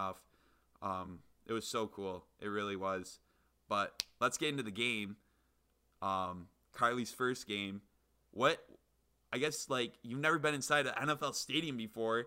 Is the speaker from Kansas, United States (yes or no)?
no; Michigan, United States; we're not from LA, we're from Michigan